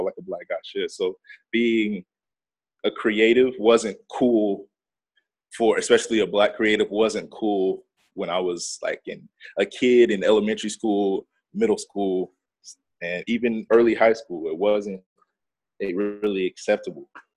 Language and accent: English; North Las Vegas, Nevada, United States; I'm from North Las Vegas, Nevada